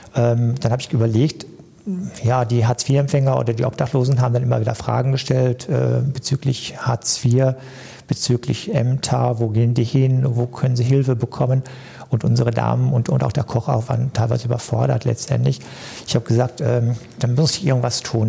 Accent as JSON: {"language": "German", "town": "Cappenberg", "region": "North Rhine-Westphalia", "country": "Germany", "tie": "born or raised there", "also_born_or_lived": "Duisburg-Hamborn", "moved": "as an adult", "lives_now": "Duisburg, Germany", "said": "ich komme gebürtig aus Kappenberg, äh, in der Nähe von zwischen Münster und Dortmund"}